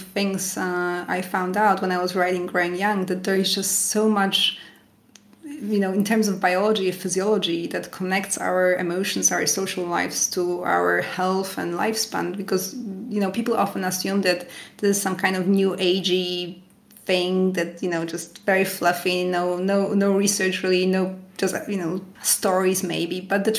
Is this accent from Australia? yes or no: no; Canada; now in France; when I moved to France, I moved here from Canada, and so I was used to the typical Canadian way of eating.